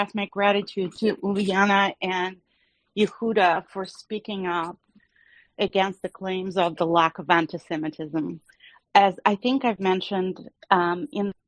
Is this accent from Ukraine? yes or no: yes; Lviv, Lviv Oblast, Ukraine; moved away; Teachers in school in Lviv screamed at us, Jews, to get out and go back to Israel